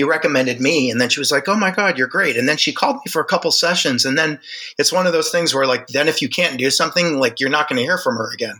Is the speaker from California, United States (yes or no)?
no; Miami, Florida, United States; now in Los Angeles, United States; I was born and raised in Miami, Florida